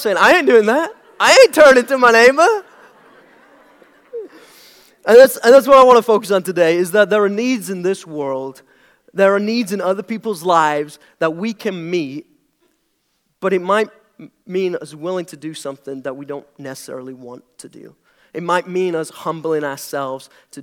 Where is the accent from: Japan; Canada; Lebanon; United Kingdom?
United Kingdom; moved away as an adult; now in United States; I'm British. That's the weird accent